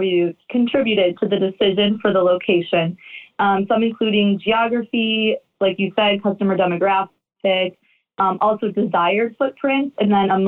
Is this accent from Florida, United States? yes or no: no; Orland Park, Illinois, United States; I am from Orland Park, but familiar with the area as I went to high school over at Merritt.